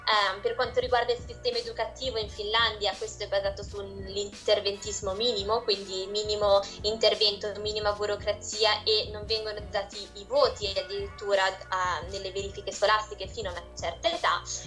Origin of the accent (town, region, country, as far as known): Italy